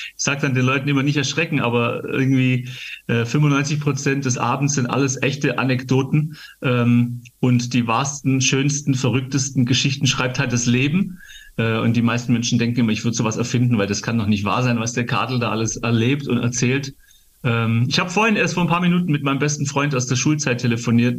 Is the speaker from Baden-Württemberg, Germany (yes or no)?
yes; Gaildorf, Baden-Württemberg, Germany; in meiner Kinderkirchzeit in Geildorf, wo ich aufgewachsen bin, geil, geile Jugend in Geildorf, im Schwäbische, im Schwaberländle